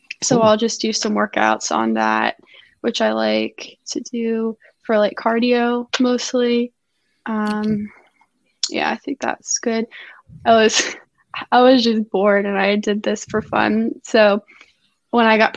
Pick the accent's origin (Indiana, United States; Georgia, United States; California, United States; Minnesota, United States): Georgia, United States; I'm from Georgia and I have Atlanta driving experience